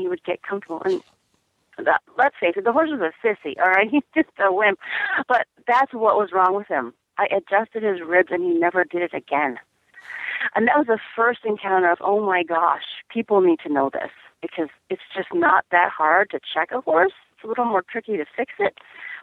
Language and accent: English; Chicago, Illinois, United States; I grew up in Chicago, and I have a lot of relatives.